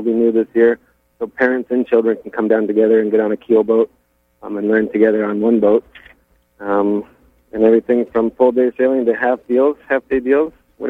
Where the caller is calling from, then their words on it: Rockland, Maine, United States; I'm calling from Atlantic Challenge in Rockland.